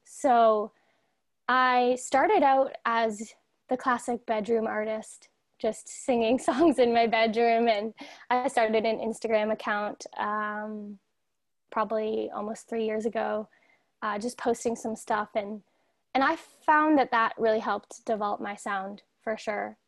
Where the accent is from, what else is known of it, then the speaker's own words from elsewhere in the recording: Toronto, Ontario, Canada; I'm from Toronto, Ontario, so I'm from Canada over here